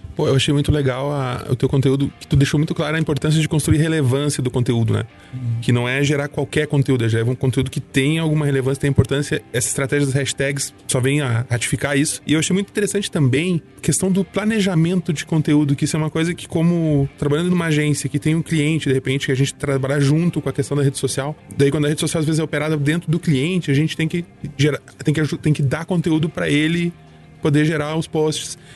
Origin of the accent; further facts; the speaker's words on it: near Porto Alegre, Rio Grande do Sul, Brazil; eu sou de Porto Alegre. Na verdade, pertinho de Porto Alegre